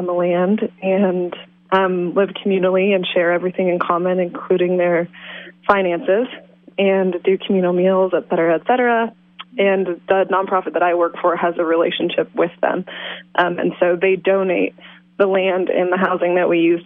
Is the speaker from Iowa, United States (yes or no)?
yes; Iowa, United States; also born or lived in Washington State; now in Willits, United States; I grew up in Iowa and then farmed in Washington State